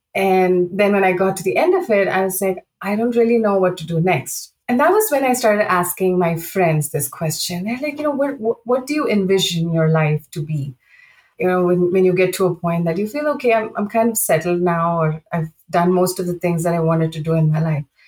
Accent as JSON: {"language": "English", "country": "India", "tie": "born or raised there", "also_born_or_lived": "Saudi Arabia", "moved": "as an adult", "said": "I grew up in India, and you know I started my career there"}